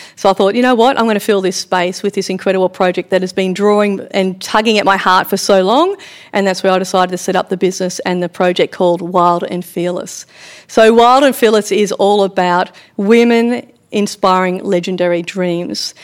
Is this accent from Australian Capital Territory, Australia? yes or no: no; Victoria, Australia; growing up on a farm in Victoria